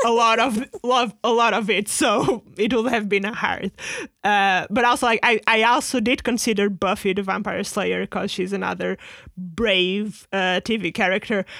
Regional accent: Portugal; moved away; at the time we were, like, in Portugal

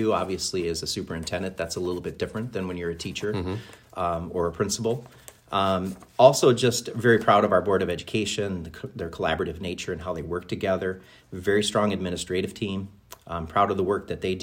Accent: Minnesota, United States; moved away as an adult; also born or lived in Big Rapids, Michigan / Ludington, Michigan; now in Charlevoix, United States; growing up in Minnesota

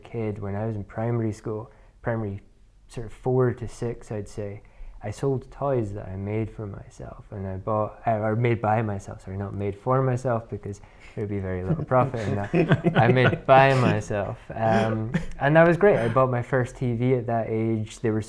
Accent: Inverness, Scotland, United Kingdom; I'm from Inverness, despite the accent. A lot of people think that I'm from America.

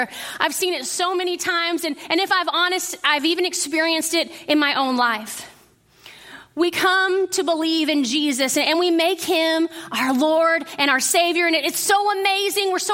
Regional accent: Midland, Texas, United States; I grew up in West Texas in Midland

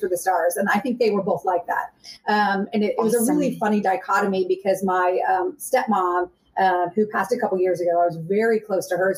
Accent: Arizona, United States; moved away; I'm from Arizona

